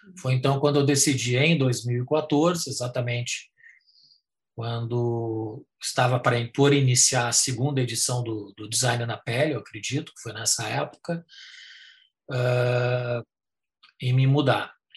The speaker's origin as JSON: {"language": "Portuguese", "town": "Parobé", "region": "Rio Grande do Sul", "country": "Brazil", "tie": "born or raised there", "moved": "as an adult", "lives_now": "Thailand", "said": "eu nasci eh, em Parobé, cidade pequena do Vale do Paraná, pequena na época"}